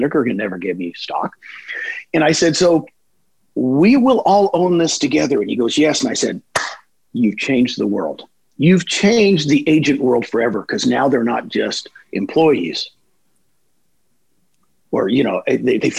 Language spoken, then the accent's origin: English; Texas, United States; moved away; I'm from Texas originally